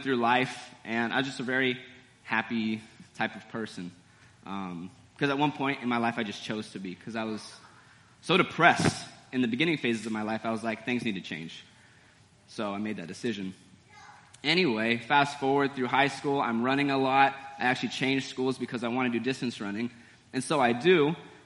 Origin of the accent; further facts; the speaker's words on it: Santa Rosa, California, United States; I was born in California, Santa Rosa, Napa Valley wine country area